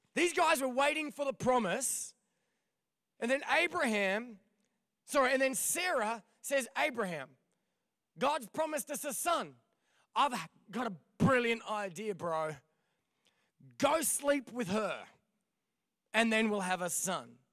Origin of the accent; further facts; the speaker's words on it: Victoria, Australia; moved away as an adult; also born or lived in Ipswich, Queensland / Proserpine, Queensland / Albury Wodonga; now in Des Moines, United States; then we moved to Victoria